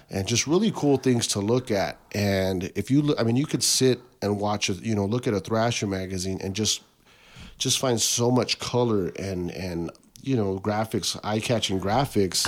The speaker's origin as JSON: {"language": "English", "town": "Tucson", "region": "Arizona", "country": "United States", "tie": "born or raised there", "said": "growing up on the West Side, all my friends went to Maxwell, which was like a West Side school, um, but because of the districts and boundaries, I got bussed to Mansfield"}